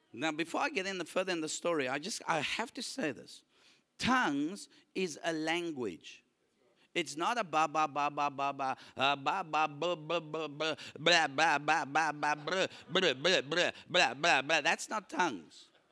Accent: South Africa; I'm a South African with a South African passport

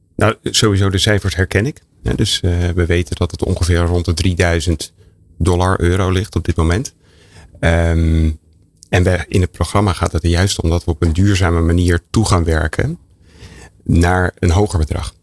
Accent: North Holland, Netherlands; ik kom uit Noord-Holland. Sint Maarten, we gingen als klein kind langs de deur

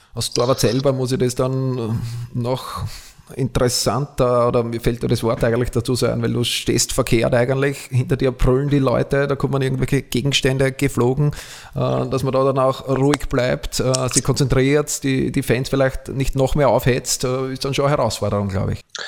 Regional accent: Austria; bei uns in Österreich

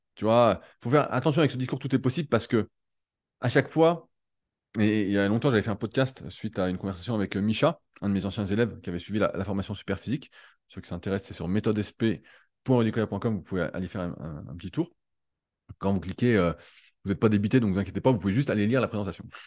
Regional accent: France; en tant que Français

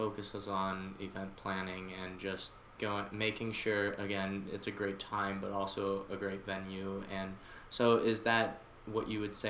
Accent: Canton, Michigan, United States; I'm from Canton, which is near about 30 minutes out of Detroit.

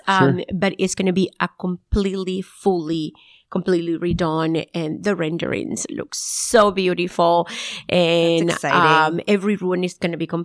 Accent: Nicaragua; moved away; So I'm from originally from Nicaragua, and then I moved to North

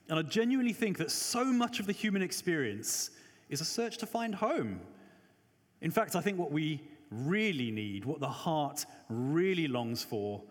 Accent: Johannesburg, Gauteng, South Africa; I'm South African, grew up in Joburg

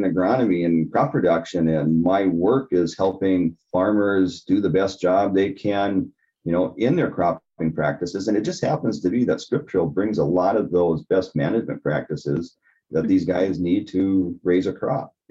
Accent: Granite Falls, Minnesota, United States; I grew up right here in Granite Falls.

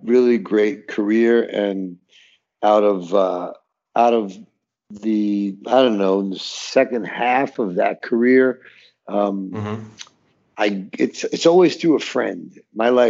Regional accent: New York City, New York, United States; I'm from Brooklyn, New York

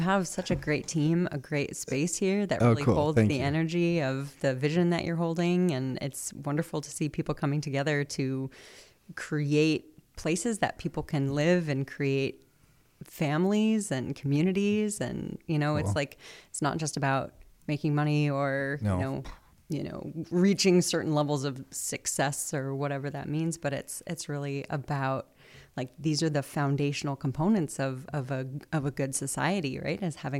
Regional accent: New England, United States; also born or lived in Boston; I grew up in New England, so New Hampshire, Massachusetts.

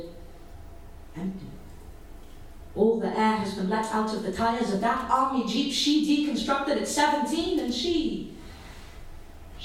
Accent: Washington, District of Columbia, United States; I grew up in Washington, D.C., and in 2001, I was 16

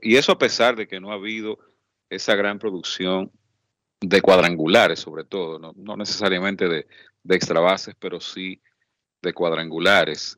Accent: Dominican Republic; somos la República Dominicana

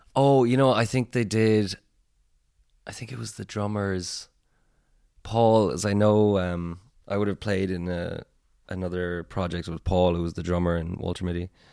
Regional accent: Tipperary, Munster, Ireland; now in Cork, Ireland; We're all from Tipperary, but, like, I live in Cork

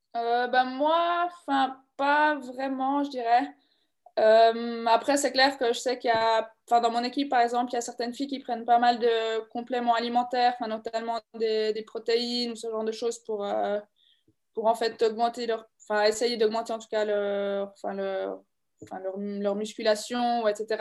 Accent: La Neuveville, Bern, Switzerland; je viens de la Neuville, du bord du lac de Bienne

